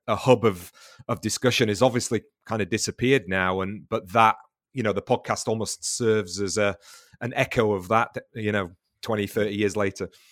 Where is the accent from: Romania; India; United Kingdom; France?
United Kingdom; the north of England; now in Brighton, United Kingdom; I'm from the north of England originally